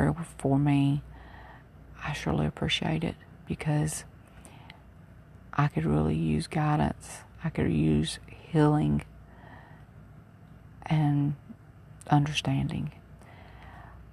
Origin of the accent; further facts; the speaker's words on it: Mobile, Alabama, United States; moved away as an adult; I'm originally from Mobile, Alabama, and I've been gone for all of my adult life